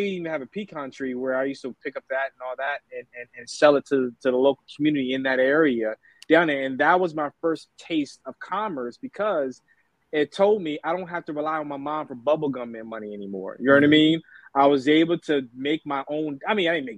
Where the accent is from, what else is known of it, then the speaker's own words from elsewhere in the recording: Delaware, United States; So Delaware, born and raised in Delaware.